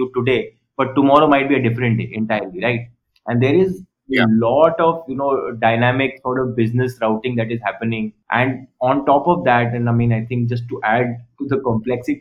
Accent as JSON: {"language": "English", "region": "Rajasthan", "country": "India", "said": "I am from Rajasthan"}